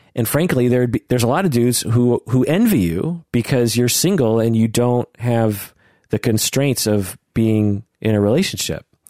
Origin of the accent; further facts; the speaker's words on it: Pacific Northwest, United States; I was born and raised in the Pacific Northwest.